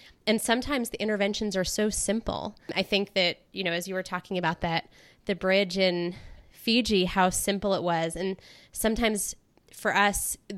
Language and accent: English; North Carolina, United States; I was born in North Carolina